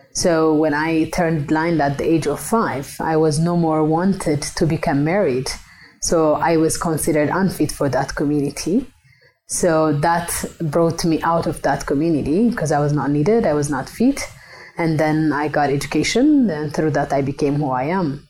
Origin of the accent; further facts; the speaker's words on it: Ethiopia; moved away; I am uh, originally from Ethiopia, but I work now globally